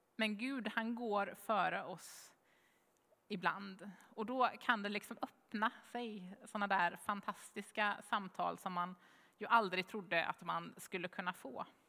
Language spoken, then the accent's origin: Swedish; Jönköping, Jönköping County, Sweden; Jönköping, svarar jag